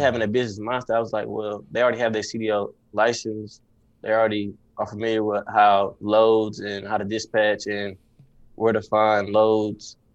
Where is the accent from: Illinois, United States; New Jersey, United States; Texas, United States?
Texas, United States; Dallas; I'm from Dallas, Texas